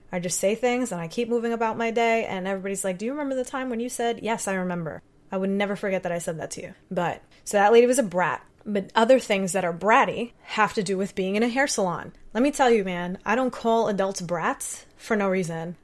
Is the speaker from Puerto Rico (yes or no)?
yes; Puerto Rico; I'm Puerto Rican.